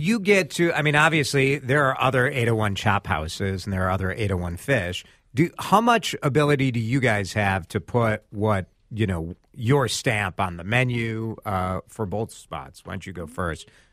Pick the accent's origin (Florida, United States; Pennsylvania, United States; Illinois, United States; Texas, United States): Illinois, United States; Chicago; now in Minneapolis, United States; I'm from Chicago originally